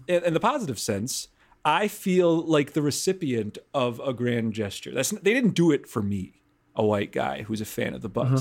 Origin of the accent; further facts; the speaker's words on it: Milwaukee, Wisconsin, United States; I grew up in Wisconsin